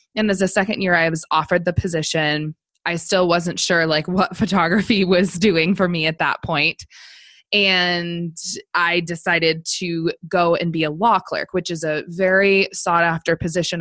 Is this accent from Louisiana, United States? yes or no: no; Missoula, Montana, United States; also born or lived in Seattle area, Washington; i went to law school in my hometown of missoula montana